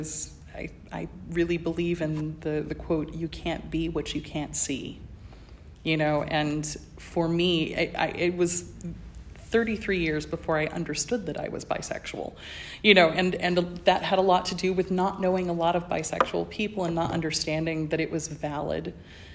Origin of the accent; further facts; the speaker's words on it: small-town Georgia, United States; first language English; moved away as an adult; also born or lived in Indiana; I come from the South in the United States